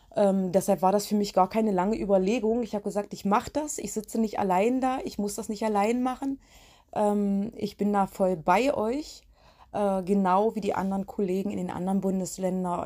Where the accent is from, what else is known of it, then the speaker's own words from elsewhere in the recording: Biederitz, Saxony-Anhalt, Germany; also born or lived in Köthen; Bin in meine alte Heimat gezogen nach Biederitz